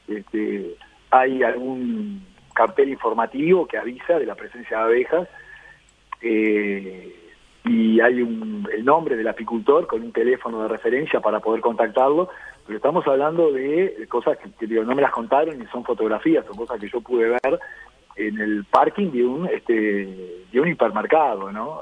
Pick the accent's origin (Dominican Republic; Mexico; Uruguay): Uruguay; somos todos uruguayos